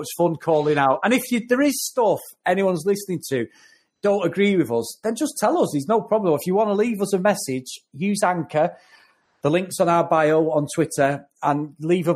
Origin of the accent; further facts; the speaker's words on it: Manchester, North West England, United Kingdom; I am fully Mancunian